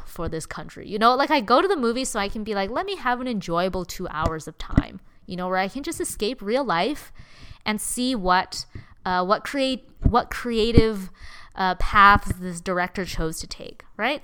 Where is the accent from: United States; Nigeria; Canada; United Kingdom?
Canada; I'm Chinese Canadian